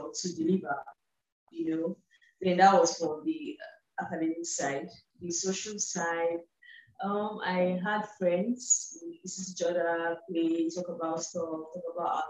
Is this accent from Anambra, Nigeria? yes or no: yes; eastern Nigeria, Anambra, Nigeria; I was born in the West, grew up in the East, still in the East, eastern part of Nigeria, and have little affiliation with the North